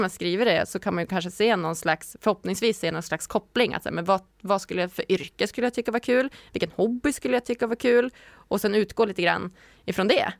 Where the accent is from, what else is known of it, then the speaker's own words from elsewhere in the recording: Umeå, Västerbotten County, Sweden; moved away as an adult; also born or lived in Stockholm / Gothenburg / Malmö / Lund; jag är från Umeå